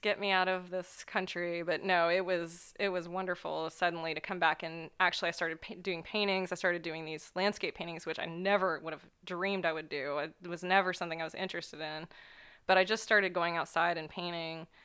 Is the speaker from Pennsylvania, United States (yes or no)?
no; Ohio, United States; also born or lived in New York; the small town where I grew up in Ohio